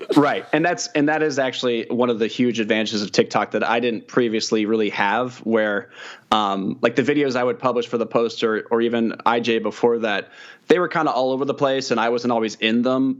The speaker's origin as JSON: {"language": "English", "town": "Kansas City", "country": "United States", "said": "I'm from Kansas City"}